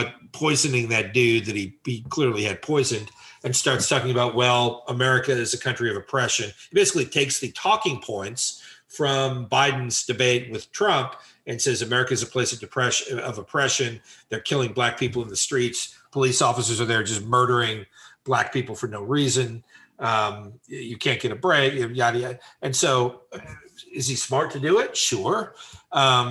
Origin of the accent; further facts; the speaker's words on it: United States; I'm an American